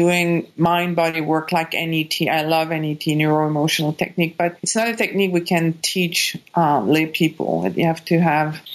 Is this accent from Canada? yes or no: yes; Quebec, Canada; English is a second language; moved away as an adult; I was born in Quebec